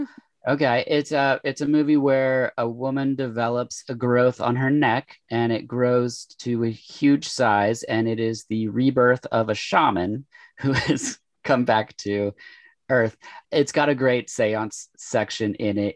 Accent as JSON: {"language": "English", "region": "Oregon", "country": "United States", "tie": "born or raised there", "said": "born and raised in Oregon. I live in Portland now uh, for the past like 20 years"}